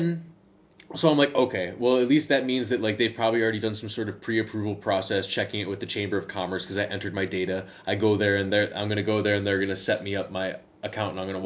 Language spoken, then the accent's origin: English; United States; first language English; moved away as an adult; now in Netherlands; Maybe it's just because I'm American. Maybe it's just because I'm from the United States